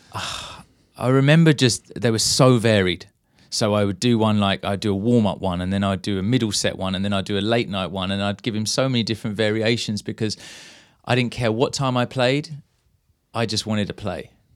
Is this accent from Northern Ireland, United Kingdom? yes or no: no; Maidstone, South East England, United Kingdom; growing up in Maidstone